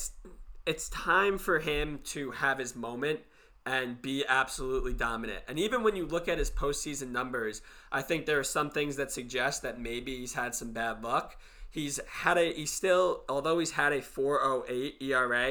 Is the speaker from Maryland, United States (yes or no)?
no; New York, United States; we're both from New York.